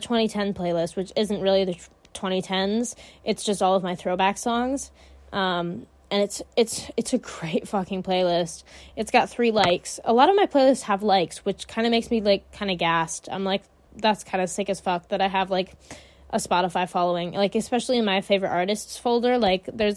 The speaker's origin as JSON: {"language": "English", "country": "United States", "said": "I talk really loud, because I'm American"}